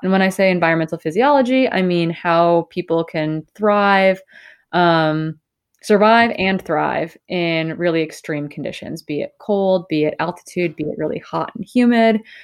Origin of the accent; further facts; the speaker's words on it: northern Wisconsin, United States; I grew up in the Midwest. I grew up in northern Wisconsin